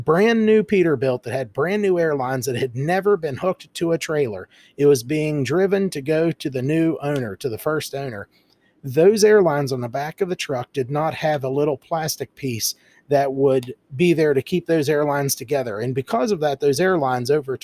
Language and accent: English; United States; being an American